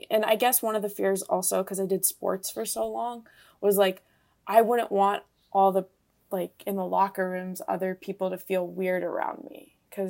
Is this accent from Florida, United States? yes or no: yes; Florida, United States; I'm from Florida, in a conservative area in Florida